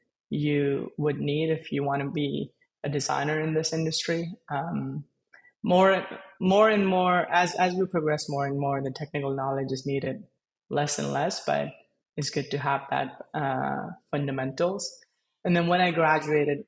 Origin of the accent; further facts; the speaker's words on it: India; I was born and I grew up in India.